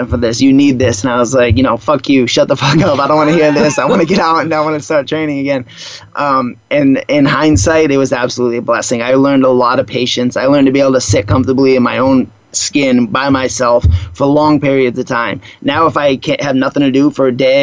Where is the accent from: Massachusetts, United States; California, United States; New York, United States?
Massachusetts, United States; Boston; moved away; I grew up on the East Coast in Boston